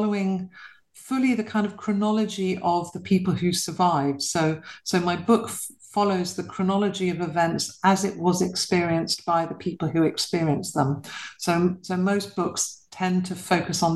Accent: London, United Kingdom; I was born and bred in London to a British mother and a Polish father

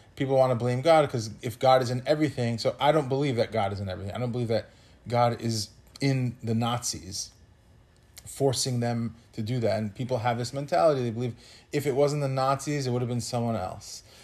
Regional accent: New Yorker, United States; as a New Yorker

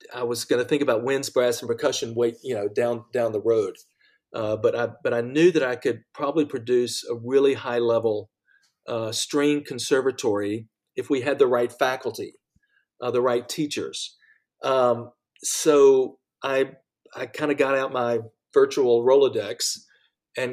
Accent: Macon, Georgia, United States; now in New York, United States; my hometown of Macon, Georgia

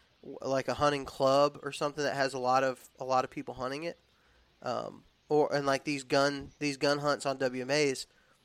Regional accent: Texas, United States; also born or lived in Alabama; because I was raised in the South. I was raised in Texas and in Alabama

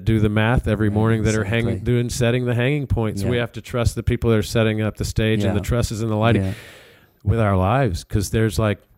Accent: Birmingham, Alabama, United States; moved away as an adult; also born or lived in Columbus, Georgia; now in Nashville, United States; I was born in Columbus because my parents were actually... they had gone to school at Auburn, and they were teaching high school in Columbus. And then I'm really from Birmingham. I've grown up in Birmingham, so I'm from Alabama

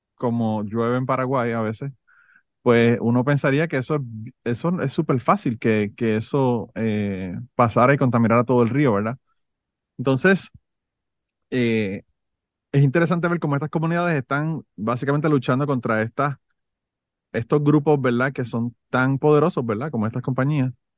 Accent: Puerto Rico; moved away; yo soy de Puerto Rico

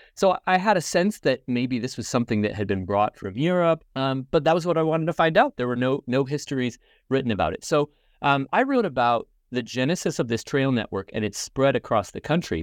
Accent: Indiana, United States; now in Binghamton, United States; I grew up in the United States and I'm originally from Indiana

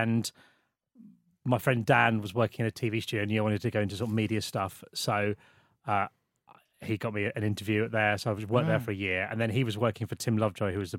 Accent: Isle of Sheppey, South East England, United Kingdom; moved away; I'm back on the Isle of Sheppey where I grew up

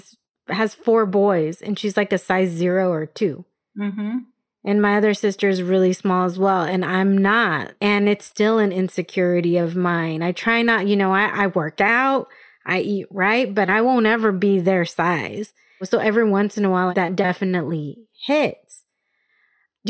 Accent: Escondido, California, United States; also born or lived in Albuquerque; I grew up in Escondido, which is North County, San Diego

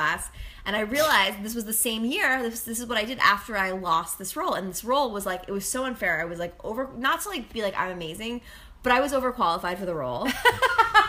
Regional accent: Westport, Connecticut, United States; born or raised there; also born or lived in Manhattan, New York

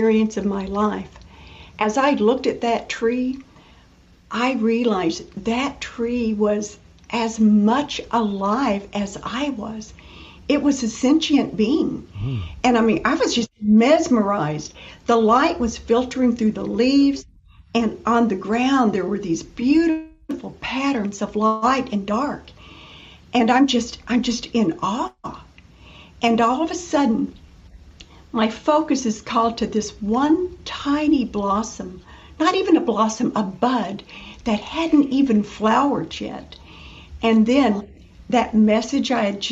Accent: Western Kentucky, United States; moved away as an adult; now in Florida, United States; I grew up in Western Kentucky

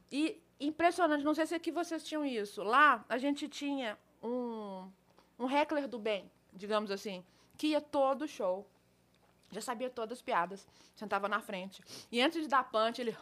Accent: Belo Horizonte, Minas Gerais, Brazil; Eu sou de Belo Horizonte, da Gema Belo mesmo, Horizonte. nascida e criada em Belo Horizonte.

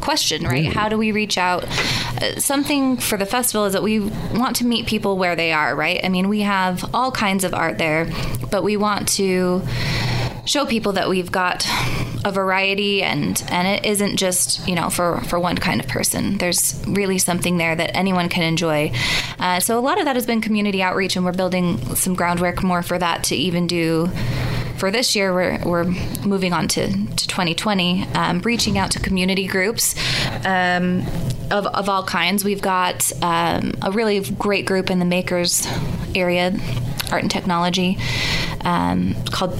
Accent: Utah, United States; also born or lived in Salt Lake City; I started out in good old Utah County and went to school at the University of Utah.

